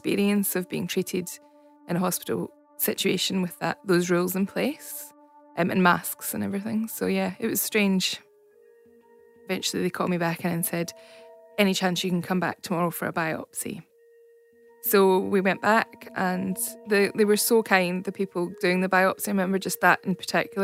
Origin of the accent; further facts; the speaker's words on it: Scotland, United Kingdom; accent: Scottish; moved away as an adult; now in Australia; I'm obviously from Scotland, you'll tell by the accent. I moved to Australia in 2008